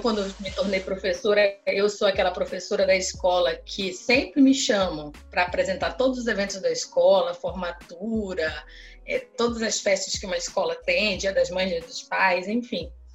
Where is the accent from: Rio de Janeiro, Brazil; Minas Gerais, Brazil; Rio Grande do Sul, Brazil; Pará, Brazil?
Pará, Brazil; Belém; moved away as an adult; now in Rio Branco, Brazil; eu sou originalmente de Belém do Pará, sim. Porém, eu estou falando de Rio Branco, capital do estado do Acre